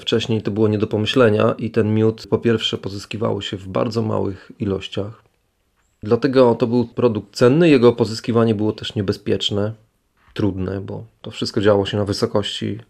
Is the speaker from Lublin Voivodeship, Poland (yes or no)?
yes; Lublin, Lublin Voivodeship, Poland; wywodzę się ze środowiska wiejskiego, bo urodziłem się tuż pod Lublinem, to jest dzisiaj już część Lublina